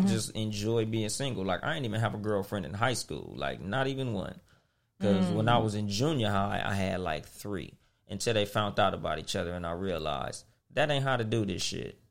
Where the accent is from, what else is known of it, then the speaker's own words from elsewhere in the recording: Compton, California, United States; growing up in Compton